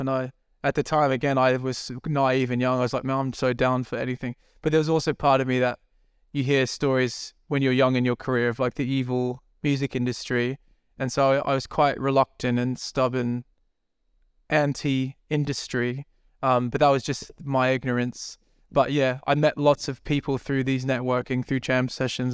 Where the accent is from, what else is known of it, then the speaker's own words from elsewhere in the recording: Brisbane, Queensland, Australia; moved away as an adult; also born or lived in New Zealand; now in London, United Kingdom; where I grew up in Brisbane, Australia, is very like small city